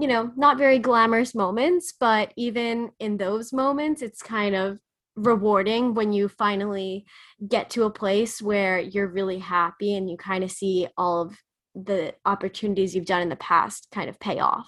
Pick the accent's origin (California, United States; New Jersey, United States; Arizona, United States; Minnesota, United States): New Jersey, United States; now in New York, United States; New Jersey. So when I actually did Summer Live, I commuted back and forth into the city.